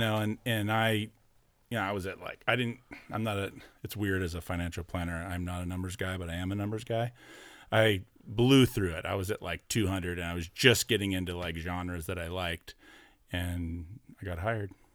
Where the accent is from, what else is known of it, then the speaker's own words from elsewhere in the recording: Orange County, California, United States; as a kid growing up, I was from Orange County